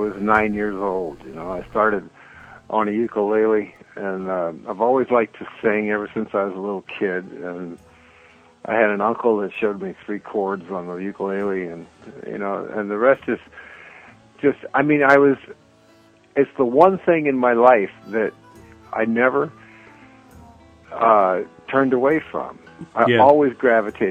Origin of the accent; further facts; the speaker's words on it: New Orleans, Louisiana, United States; moved away; also born or lived in Mexico City / Paris; New Orleans, of course, which is where my hometown is.